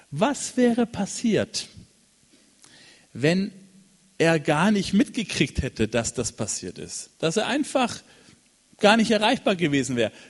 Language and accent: German; Cameroon; In Kamerun in, in, gibt es, da bin ich aufgewachsen in Westafrika, da gibt es eine Kirche an der Küste in Kribi.